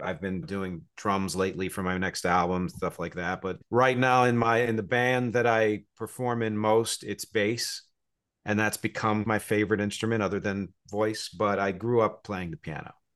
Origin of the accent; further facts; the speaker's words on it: New Jersey, United States; also born or lived in Philadelphia; now in New York City, United States; I was born in Philadelphia, grew up in New Jersey, live here in New York City